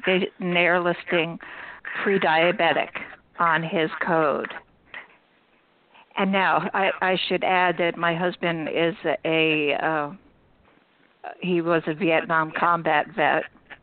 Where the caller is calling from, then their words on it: Vermont, United States; but anyway, I'm calling from Vermont.